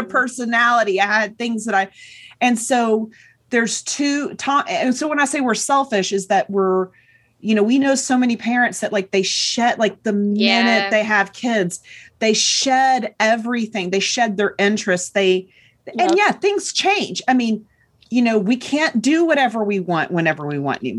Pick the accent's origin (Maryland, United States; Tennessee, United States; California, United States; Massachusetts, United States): Tennessee, United States; Chattanooga; moved away as an adult; I grew up in Chattanooga, Tennessee, which is kind of a mid-sized city